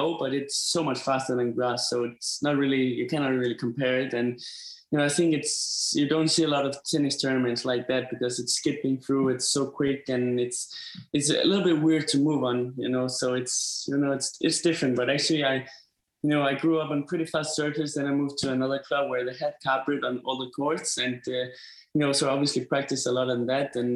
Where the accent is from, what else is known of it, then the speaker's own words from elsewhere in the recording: Denmark; I'm from Denmark, you know, it's cold and it's snowing and everything.